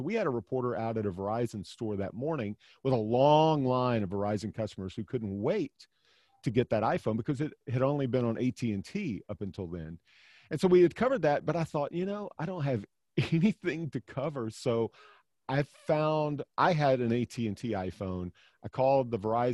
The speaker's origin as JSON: {"language": "English", "region": "Alabama", "country": "United States", "also_born_or_lived": "Tennessee", "moved": "yes", "said": "I'm from Alabama"}